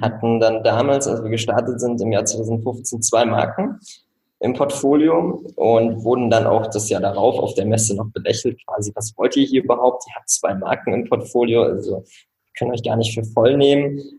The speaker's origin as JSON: {"language": "German", "country": "Switzerland", "tie": "born or raised there", "moved": "as an adult", "lives_now": "Rostock, Germany", "said": "ich bin tatsächlich in der Schweiz aufgewachsen"}